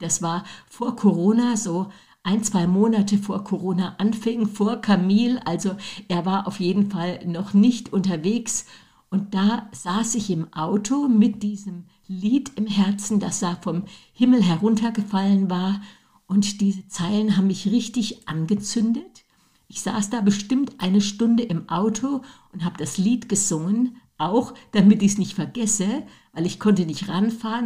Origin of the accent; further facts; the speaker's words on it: Germany; wir Deutsche